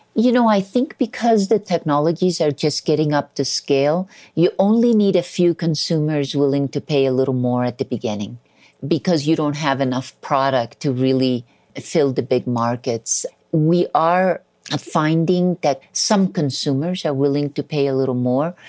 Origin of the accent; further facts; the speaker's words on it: Colombia; I was born in Colombia